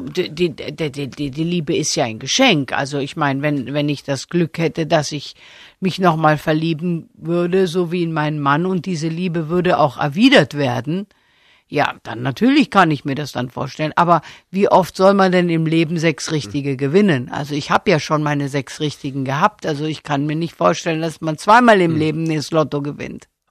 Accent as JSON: {"language": "German", "town": "Stuttgart", "region": "Baden-Württemberg", "country": "Germany", "tie": "born or raised there", "said": "Ich bin ja auch in Stuttgart geboren"}